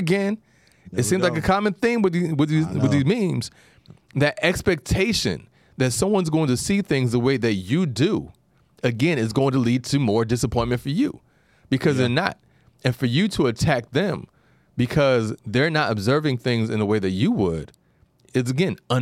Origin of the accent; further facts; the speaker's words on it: New York, United States; being a New Yorker